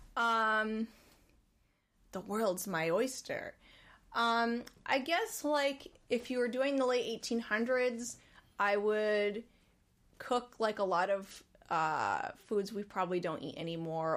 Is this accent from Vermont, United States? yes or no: yes; Winooski, Vermont, United States; moved away; Back in my hometown, there's a river called Winooski